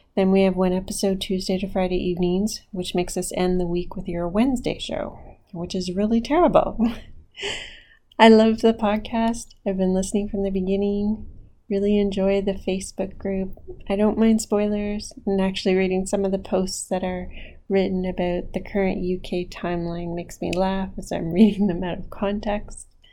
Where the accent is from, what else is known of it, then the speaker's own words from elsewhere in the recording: Ottawa, Ontario, Canada; I was born and raised in Ottawa